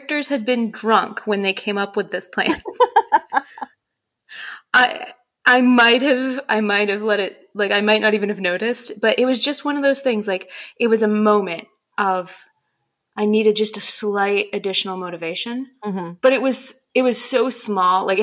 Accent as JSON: {"language": "English", "region": "Maine", "country": "United States", "said": "I'm from Maine."}